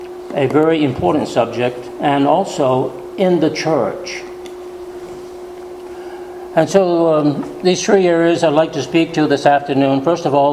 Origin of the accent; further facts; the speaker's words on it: New England, United States; Growing up in New England, many times the women attended church